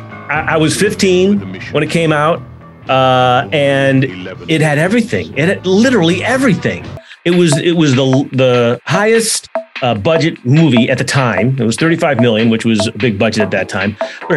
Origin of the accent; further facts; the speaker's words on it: Highland Park, Illinois, United States; also born or lived in Los Angeles; I grew up north of Chicago in Highland Park